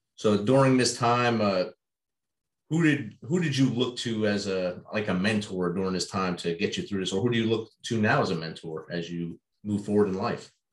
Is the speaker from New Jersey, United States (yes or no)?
yes; Jersey City, New Jersey, United States; I grew up right there in Jersey City, New Jersey